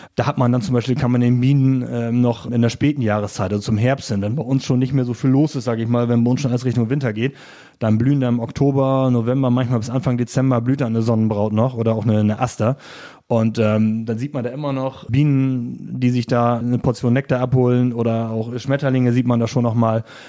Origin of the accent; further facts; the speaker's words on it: Friesland, Lower Saxony, Germany; now in Offenburg, Germany; da kommt natürlich ein bisschen Lokalpatriotismus Tourismus durch, zumindest zu meiner alten Heimat